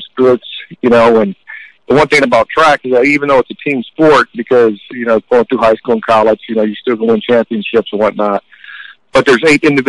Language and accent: English; Fort Wayne, Indiana, United States; I was from Fort Wayne, Indiana